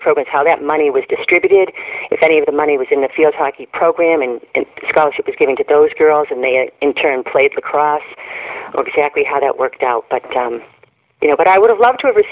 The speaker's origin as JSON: {"language": "English", "town": "Needham", "region": "Massachusetts", "country": "United States", "tie": "born or raised there", "moved": "yes", "lives_now": "Ohio, United States", "said": "I grew up in Needham, Massachusetts, which is just outside of Boston."}